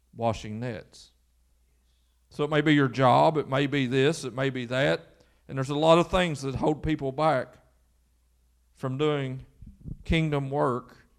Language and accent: English; Lewis County, Kentucky, United States